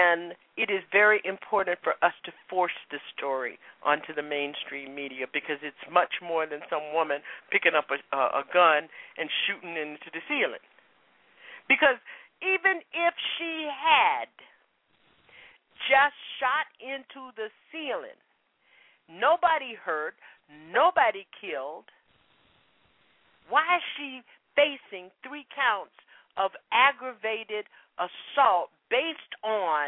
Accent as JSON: {"language": "English", "region": "Florida", "country": "United States", "tie": "born or raised there", "said": "I'm from the South. I grew up in Florida"}